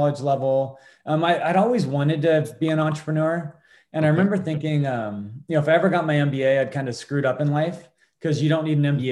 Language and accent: English; Port Angeles, Washington, United States; I grew up here in Port Angeles, Washington